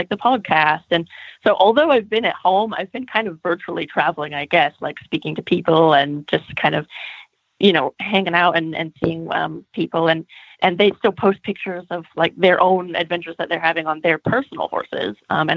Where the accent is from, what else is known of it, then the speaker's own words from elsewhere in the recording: California, United States; moved away as an adult; also born or lived in Germany / United Kingdom; I am Californian, and I never saw the snow until I was 17 years old